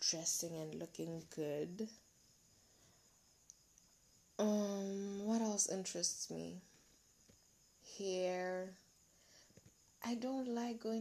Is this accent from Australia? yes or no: no; Molepolole, Kweneng District, Botswana; I'm from Malepolola, guys. I'm a Mokwena. I'm a Mokwena girl. So I'm from Malepolola.